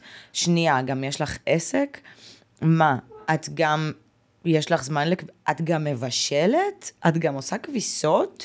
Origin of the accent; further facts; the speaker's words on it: Haifa, Haifa District, Israel; moved away as an adult; also born or lived in Ukraine; אני גדלתי בקריית חיים, זה לא פריפריה, אבל זה לא אה, תל לא אביב.